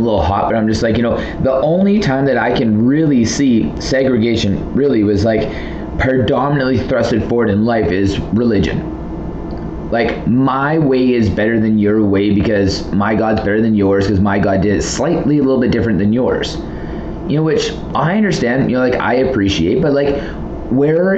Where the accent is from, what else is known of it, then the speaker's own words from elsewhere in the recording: Southern Alberta, Canada; I'm from Southern Alberta